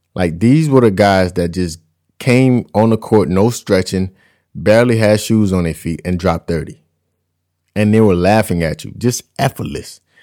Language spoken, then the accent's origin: English; United States; my fellow Americans